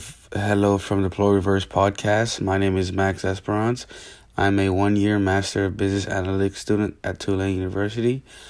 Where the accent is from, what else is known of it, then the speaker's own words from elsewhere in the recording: Haiti; now in New Orleans, United States; I was born in Haiti and I have a military background.